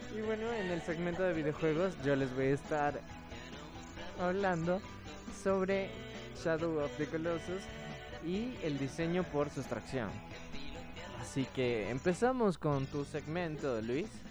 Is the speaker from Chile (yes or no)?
no; Ecuador; como cineastas ecuatorianos